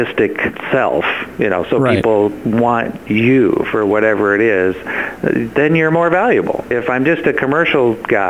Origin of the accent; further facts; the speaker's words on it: Nebraska, United States; moved away; I came from Nebraska